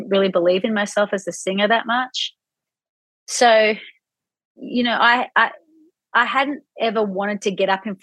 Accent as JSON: {"language": "English", "town": "Sydney", "region": "New South Wales", "country": "Australia", "said": "I am from Sydney in Australia."}